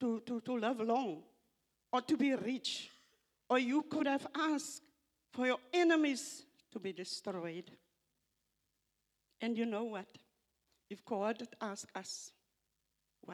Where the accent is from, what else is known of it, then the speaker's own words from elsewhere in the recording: South Africa; first language Afrikaans; English is a second language; it's not my first language, English. I'm Afrikaans